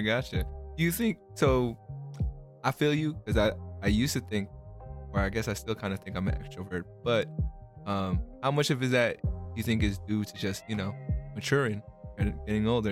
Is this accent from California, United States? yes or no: yes; California, United States; also born or lived in Philippines; I was born in the Philippines, but I came out here in California when I was like four